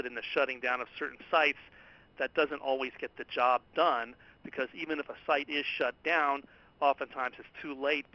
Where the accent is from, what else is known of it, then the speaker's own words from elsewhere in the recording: California, United States; my home state of California